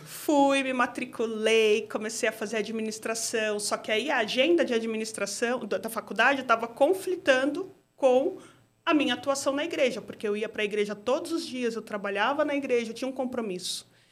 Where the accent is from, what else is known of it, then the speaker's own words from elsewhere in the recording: São Paulo, Brazil; sou moradora do bairro do Mandaqui, Zona Norte. Nasci no Mandaqui, praticamente moro na mesma região